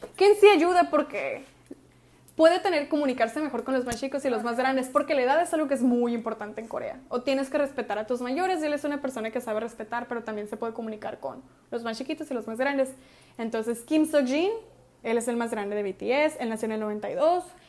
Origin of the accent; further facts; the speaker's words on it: Hermosillo, Sonora, Mexico; somos de Hermosillo